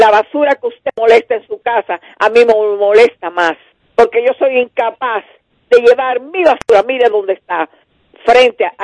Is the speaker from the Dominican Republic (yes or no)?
yes; Dominican Republic; also born or lived in Residencial Santo Domingo